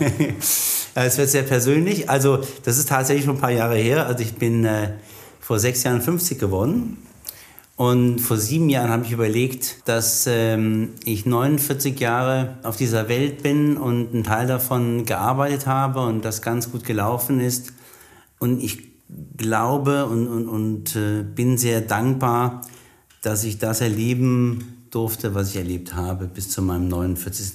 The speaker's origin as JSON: {"language": "German", "country": "Germany", "said": "Wir sind ja Deutsche, wir sind Deutsche, bekannt für unser Engineering"}